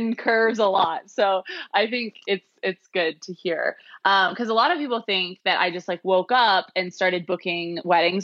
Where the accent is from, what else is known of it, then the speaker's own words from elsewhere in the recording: Atlanta, Georgia, United States; also born or lived in South Carolina; I grew up in Atlanta